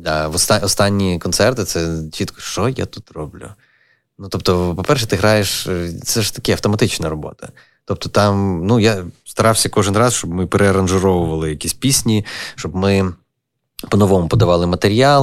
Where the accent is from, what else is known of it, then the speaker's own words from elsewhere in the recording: Lviv, Lviv Oblast, Ukraine; moved away as an adult; also born or lived in Kyiv; мій рідний Львів